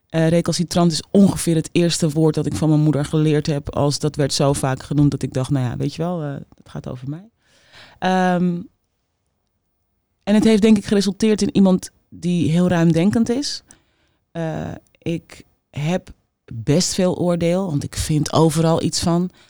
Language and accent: Dutch; Amsterdam, North Holland, Netherlands; accent: Amsterdam; Ik had een ontzettend plat Amsterdamse accent.